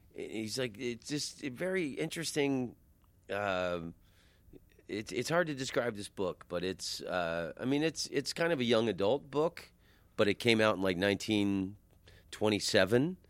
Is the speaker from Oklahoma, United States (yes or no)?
no; Oviedo, Florida, United States; where I grew up in Oviedo is, is very close to U C F